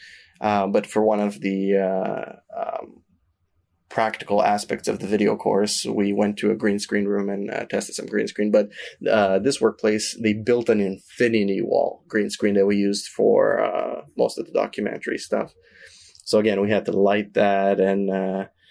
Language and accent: English; Canada; we're Canadian